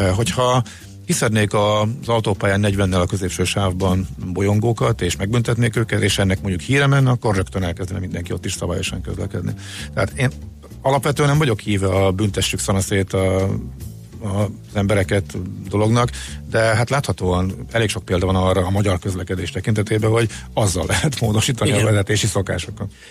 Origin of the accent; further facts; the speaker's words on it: Hungary; oda mész magyarként